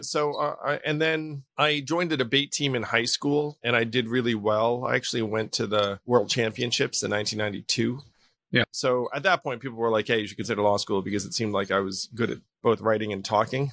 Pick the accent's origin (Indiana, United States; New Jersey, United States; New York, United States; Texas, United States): New York, United States; Schenectady; I was born in Schenectady, New York, to a couple of Taiwanese immigrants